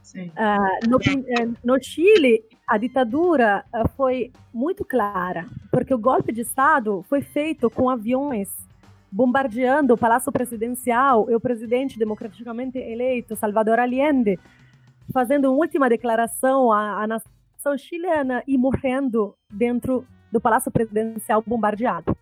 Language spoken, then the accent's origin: Portuguese; Italy; Portuguese is a second language; also born or lived in Espírito Santo, Brazil; now in Brazil; eu sou italiana, né? Sou professora na Federal do Espírito Santo este ano